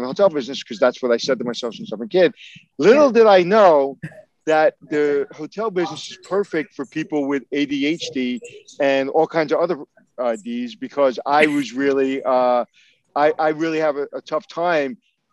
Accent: New York City, New York, United States; I grew up in Brooklyn

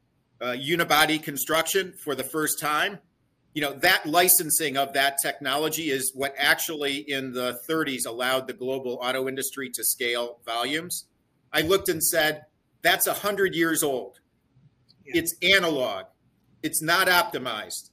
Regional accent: Cleveland, Ohio, United States; I grew up in Cleveland, Ohio

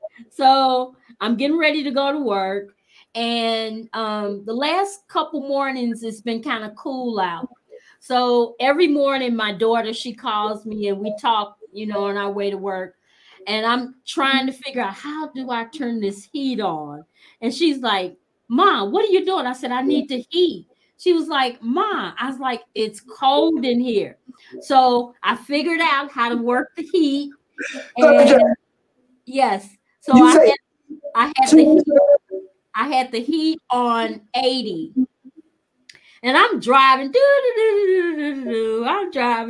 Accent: Gary, Indiana, United States; now in Indianapolis, United States; I'm from Northwest Indiana, Gary specifically.

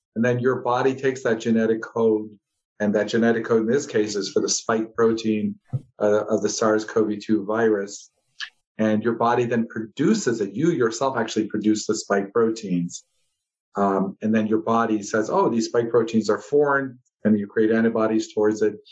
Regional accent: Chicago, Illinois, United States; moved away as an adult; also born or lived in Ohio / Los Angeles; now in Southern Nevada, United States; grew up uh, in the Midwest in Chicago

